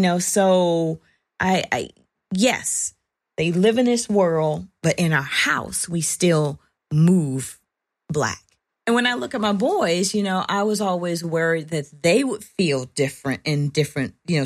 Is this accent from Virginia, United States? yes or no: yes; Virginia, United States; moved away; I'm from Virginia